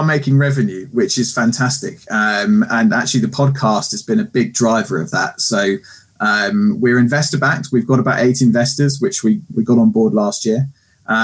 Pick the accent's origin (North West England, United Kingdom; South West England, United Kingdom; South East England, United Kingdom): South East England, United Kingdom; Guildford; I'm born and bred in Surrey, Guildford, Godalming kind of area